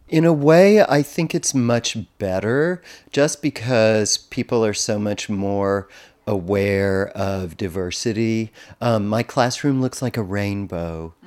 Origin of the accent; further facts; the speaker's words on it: Texas, United States; growing up in Texas